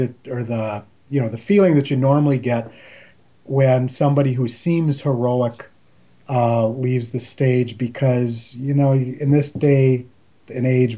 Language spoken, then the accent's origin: English; Minnesota, United States; growing up in Minnesota, an Astros fan